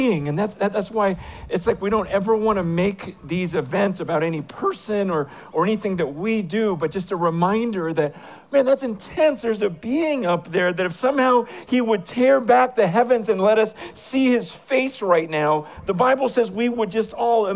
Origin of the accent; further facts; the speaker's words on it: San Francisco, California, United States; I am from San Francisco